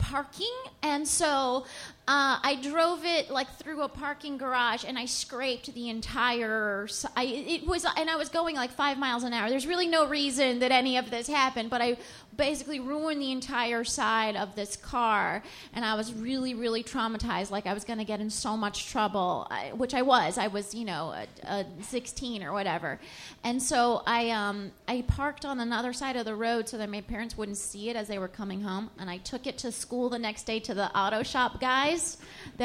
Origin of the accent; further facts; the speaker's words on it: California, United States; now in New York, United States; I still say I'm from California